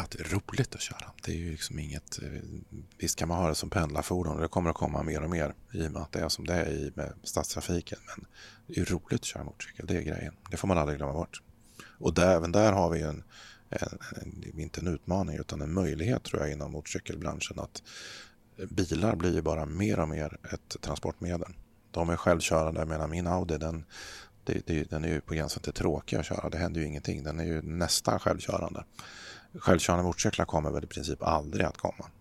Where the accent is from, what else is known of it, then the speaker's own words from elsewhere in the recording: Örebro, Örebro County, Sweden; also born or lived in Eskilstuna; Jag är född i Eskilstuna men uppväxt i, utanför Örebro så att det här är mina hemtrakter.